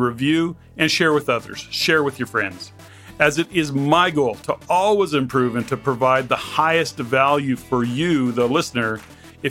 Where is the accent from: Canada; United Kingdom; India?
Canada; born and raised in Canada